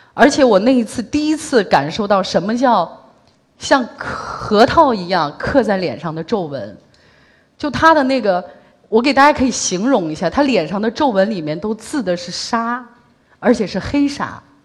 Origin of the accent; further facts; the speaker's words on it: Shanxi, China; now in Beijing, China; 因为我是山西人嘛，呃，回老家过年